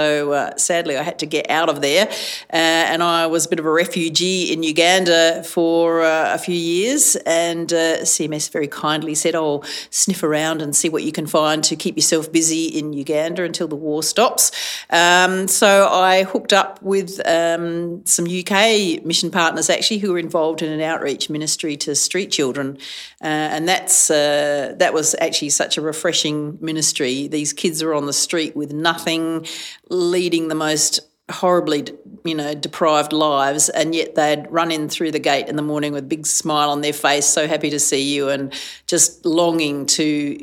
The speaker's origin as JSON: {"language": "English", "town": "Adelaide", "region": "South Australia", "country": "Australia", "said": "I was from Adelaide"}